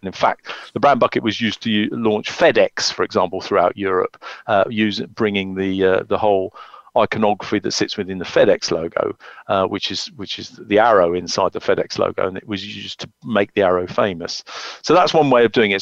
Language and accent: English; the Cotswolds, South West England, United Kingdom; moved away; I grew up in the Cotswolds